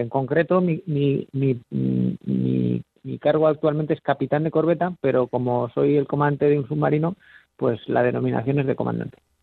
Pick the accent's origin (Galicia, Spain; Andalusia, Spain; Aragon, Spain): Aragon, Spain; Zaragoza; moved away as an adult; also born or lived in Muniesa; now in Cartagena, Spain; Nací en Zaragoza, pero viví en Muniesa hasta los cuatro años y luego ya nos mudamos a Zaragoza